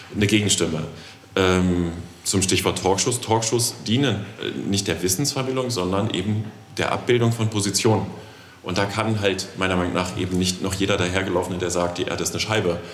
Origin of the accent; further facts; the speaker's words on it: the West, West Germany, Germany; Ich bin ja aus dem Westen